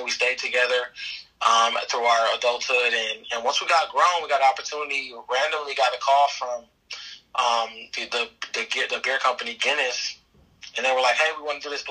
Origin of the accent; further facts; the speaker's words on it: Compton, California, United States; we grew up in Compton